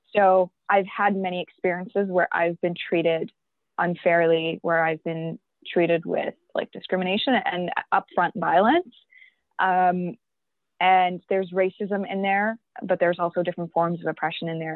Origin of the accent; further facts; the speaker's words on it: York Region, Ontario, Canada; also born or lived in Pakistan; i came here when i was five years old with my parents um, and that means that I've been through the education system here in Canada, in York region